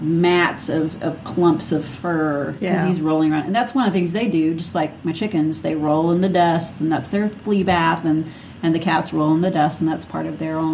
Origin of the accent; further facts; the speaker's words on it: Minnesota, United States; accent: Minnesota; If you say it funny, just say it's my accent. That is a Minnesota accent.